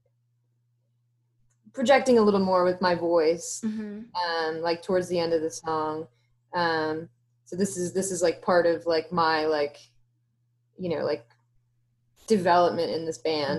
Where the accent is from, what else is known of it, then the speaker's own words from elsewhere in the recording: Houston, Texas, United States; we're from Houston, Texas